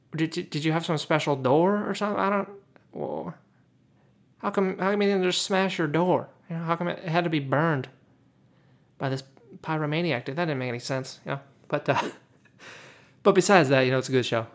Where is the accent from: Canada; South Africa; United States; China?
United States; I'm American.